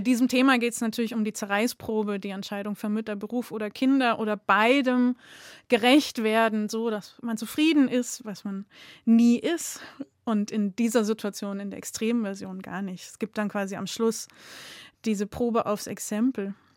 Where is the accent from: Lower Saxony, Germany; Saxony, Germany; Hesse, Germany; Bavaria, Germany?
Bavaria, Germany; Munich; now in Augsburg, Germany; Ich bin in München aufgewachsen und bin aber jetzt Wahlschwäbin